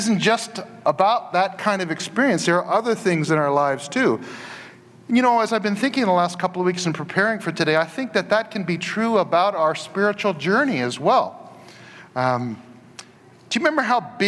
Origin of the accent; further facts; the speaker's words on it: Portland, Oregon, United States; the place I grew up in Northeast Portland